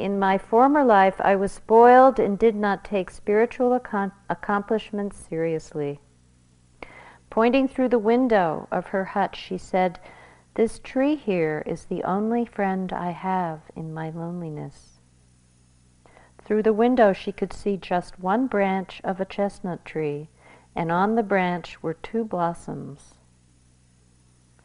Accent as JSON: {"language": "English", "country": "United States"}